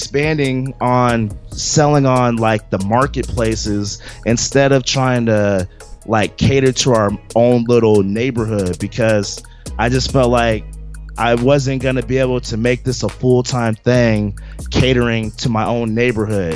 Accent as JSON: {"language": "English", "town": "Seattle", "region": "Washington", "country": "United States", "said": "I'm from Seattle"}